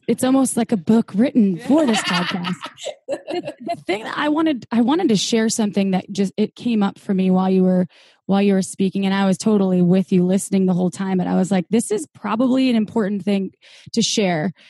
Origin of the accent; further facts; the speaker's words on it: Midwest, United States; brought up in the Midwest, and it was pretty conservative